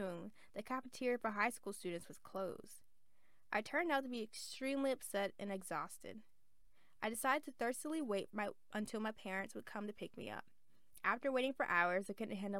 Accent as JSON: {"language": "English", "region": "the South", "country": "United States", "said": "I'm from the South"}